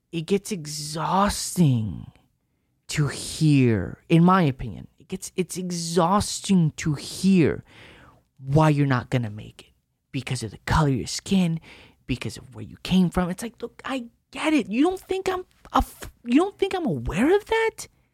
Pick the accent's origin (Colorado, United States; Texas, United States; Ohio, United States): Texas, United States; El Paso; I grew up in El Paso